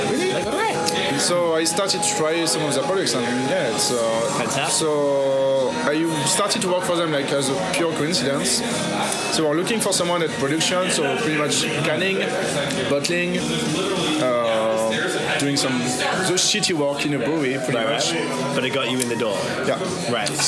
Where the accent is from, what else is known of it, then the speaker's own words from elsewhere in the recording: France; I'm from France. So I was not brewing.